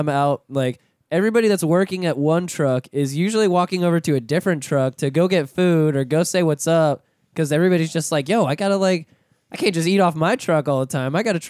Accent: Pensacola, Florida, United States; moved away as an adult; now in Orlando, United States; Yeah, so, I mean, I'm from Pensacola originally. That's where I lived before.

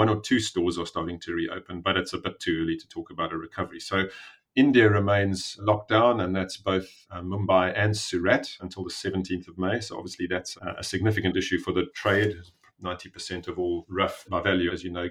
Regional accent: South Africa; also born or lived in Cambridge / Johannesburg; I am a South African. I grew up in South Africa

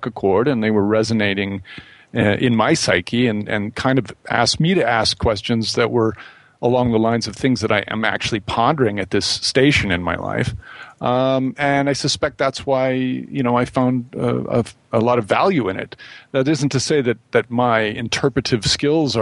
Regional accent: Midwest, United States; growing up in the Midwest

